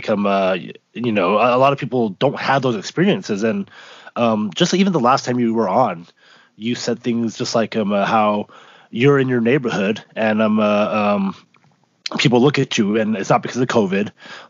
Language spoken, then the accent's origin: English; Utah, United States; growing up in Utah, I do see why people say that.